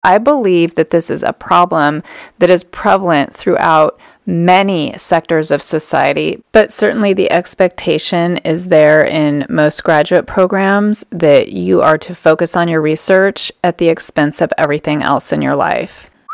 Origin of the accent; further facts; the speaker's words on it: Southern California, United States; moved away; growing up in Southern California, we spent most of our weekends as a family down at the beach